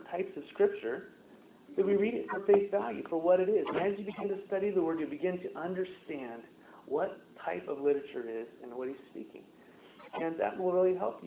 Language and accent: English; United States; I'm an American